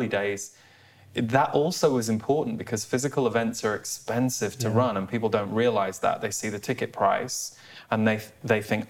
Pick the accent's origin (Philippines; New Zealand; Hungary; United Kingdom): United Kingdom; as a British person